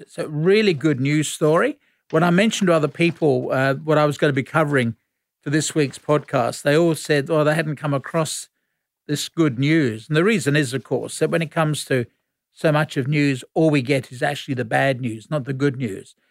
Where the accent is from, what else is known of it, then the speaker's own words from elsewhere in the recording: London, United Kingdom; as a Londoner